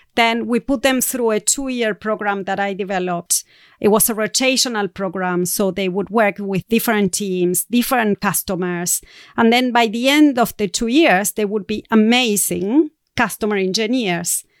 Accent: Argentina; moved away as an adult; I'm going to be moving back to Argentina. So it's going to be a big change in readjusting back to my home country and the culture of South America.

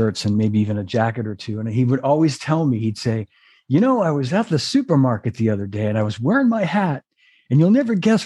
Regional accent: Melrose, Massachusetts, United States; where I grew up in Melrose

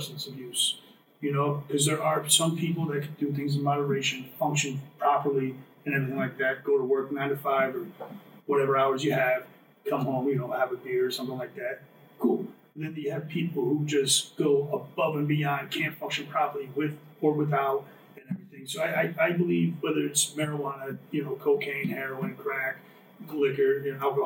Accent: New Milford, United States; I'm born and raised in New Milford

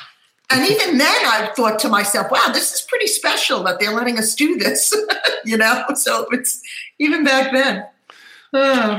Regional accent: New Jersey, United States; We used to go all the time down the Jersey Shore, and I grew up in New Jersey.

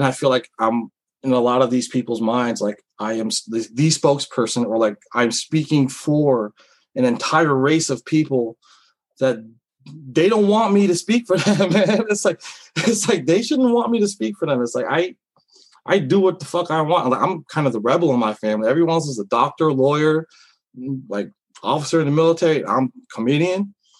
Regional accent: Philippines; I was like, I'm a Filipino dude, but they probably think I'm Chinese.

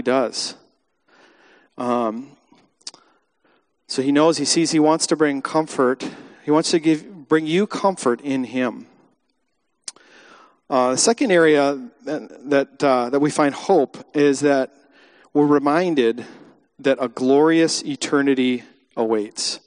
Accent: United States; we as American Christians

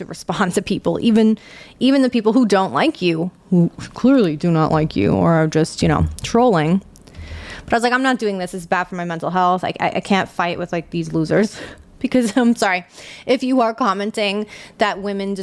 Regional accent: New York, United States; accent: New York; I'm from New York

